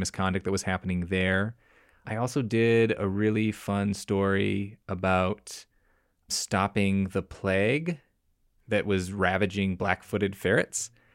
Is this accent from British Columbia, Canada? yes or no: yes; British Columbia, Canada; moved away; I grew up partially in British Columbia